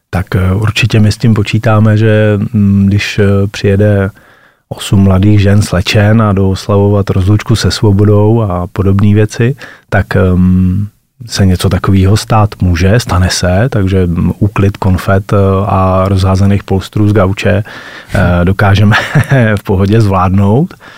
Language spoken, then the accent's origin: Czech; Hlinsko, Pardubice Region, Czechia; my jako vášniví lyžaři a rodáci z Hlinska